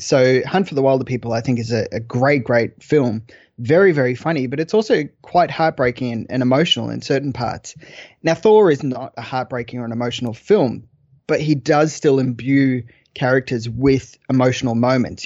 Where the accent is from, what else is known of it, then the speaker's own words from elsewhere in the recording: Australia; I'm Australian.